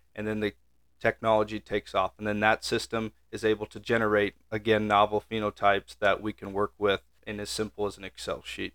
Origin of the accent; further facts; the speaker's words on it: York, Nebraska, United States; I'm originally just right down the road here, uh, from D N A Genetics from York, Nebraska is where I grew up